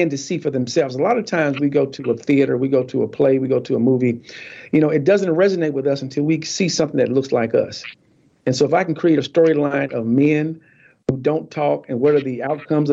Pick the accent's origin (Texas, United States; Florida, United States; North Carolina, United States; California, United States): North Carolina, United States; Warrenton; also born or lived in Fayetteville, North Carolina; I'm from a little town called Lick Skillet, North Carolina